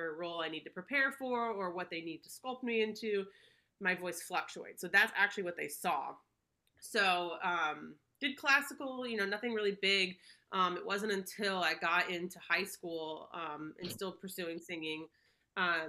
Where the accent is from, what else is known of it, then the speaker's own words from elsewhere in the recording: Palm Beach, Florida, United States; moved away as an adult; born and raised in Palm Beach, Florida. You know, I lived there for probably about 24 years